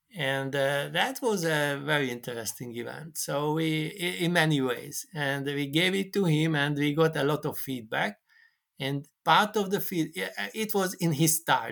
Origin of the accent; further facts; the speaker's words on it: Hungary; I came from Hungary